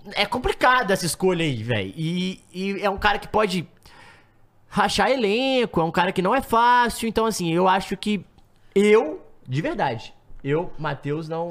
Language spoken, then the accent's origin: Portuguese; Brazil; a gente é brasileiro